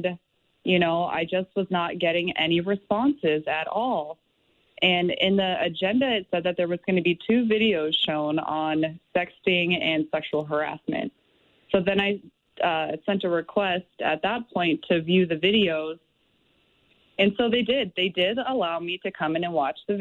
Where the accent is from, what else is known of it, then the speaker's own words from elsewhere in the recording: San Diego, California, United States; moved away as an adult; now in Little Falls, United States; I was born and raised in San Diego